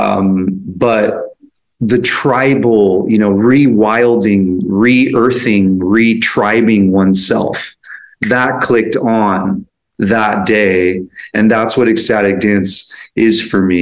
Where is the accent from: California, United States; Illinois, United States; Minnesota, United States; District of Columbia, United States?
California, United States; San Francisco; I grew up in San Francisco